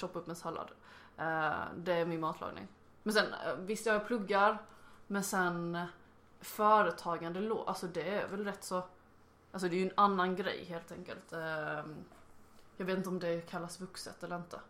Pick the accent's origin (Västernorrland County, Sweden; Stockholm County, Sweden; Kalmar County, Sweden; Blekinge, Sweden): Blekinge, Sweden; accent: Blekinge dialect; now in Lund, Sweden